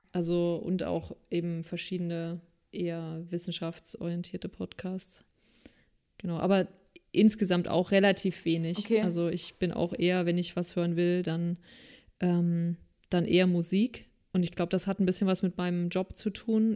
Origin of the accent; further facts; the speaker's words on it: East Germany, Germany; als Ossi überhaupt gar keine kirchliche Bildung genossen habe